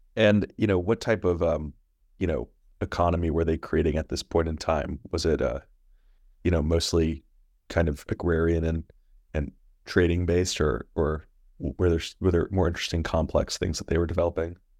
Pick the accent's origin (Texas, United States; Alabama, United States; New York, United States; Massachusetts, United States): New York, United States; As a New Yorker